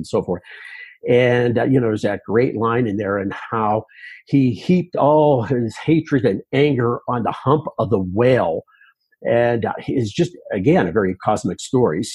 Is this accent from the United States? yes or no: yes; Pittsburgh, Pennsylvania, United States; moved away as an adult; now in Colorado, United States; near Pittsburgh in western Pennsylvania